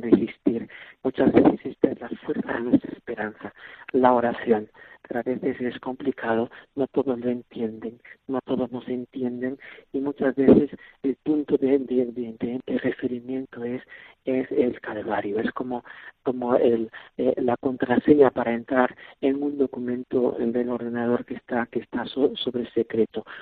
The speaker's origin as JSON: {"language": "Spanish", "country": "Spain", "moved": "yes", "lives_now": "Bangassou, Central African Republic", "said": "somos muchos, muchos españoles"}